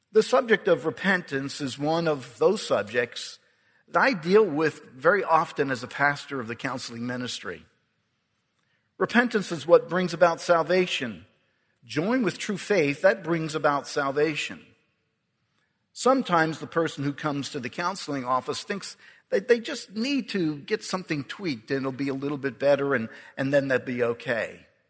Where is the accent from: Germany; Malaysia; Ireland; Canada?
Ireland; I'm Irish